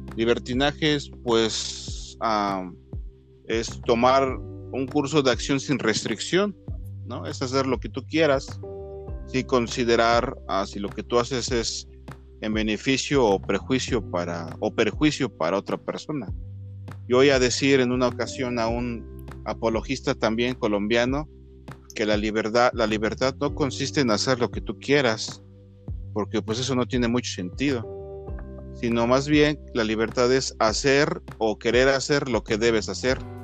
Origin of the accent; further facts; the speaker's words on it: Mexico; also born or lived in Mexico City; yo hablo aquí como mexicano, ¿no? Este, que vivo aquí en la Ciudad de México.